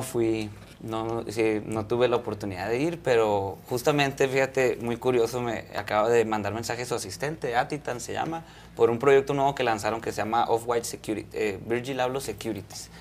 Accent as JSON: {"language": "Spanish", "town": "Culiacán", "region": "Sinaloa", "country": "Mexico", "moved": "yes", "lives_now": "Mexico City, Mexico", "said": "yo soy de Culiacán, y yo me vine a la Ciudad de México"}